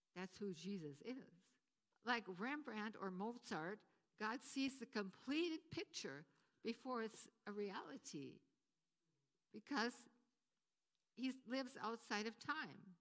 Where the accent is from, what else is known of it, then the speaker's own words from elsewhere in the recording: Wisconsin, United States; moved away as an adult; also born or lived in Potsdam; where I grew up in Wisconsin